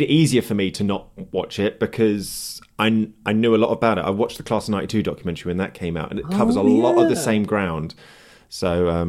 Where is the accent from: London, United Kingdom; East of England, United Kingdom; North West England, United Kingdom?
North West England, United Kingdom; Manchester; accent: Manc; Can you not hear my Manc accent coming out loud and proud?